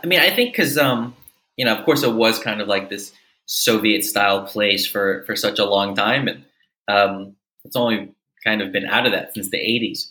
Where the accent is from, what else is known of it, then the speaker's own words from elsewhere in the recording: Memphis, Tennessee, United States; moved away as an adult; also born or lived in Manila, Philippines / Mississippi; now in Budapest, Hungary; I'm originally from Memphis, Tennessee